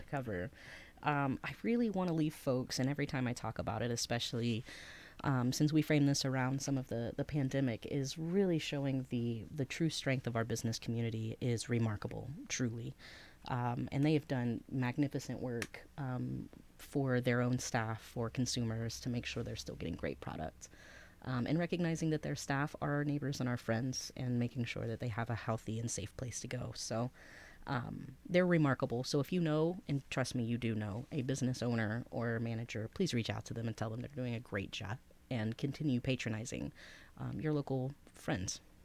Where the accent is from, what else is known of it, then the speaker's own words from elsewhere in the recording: Henderson County, Northeast Texas, United States; now in Athens, Ohio, United States; I was raised in Northeast Texas for most of my life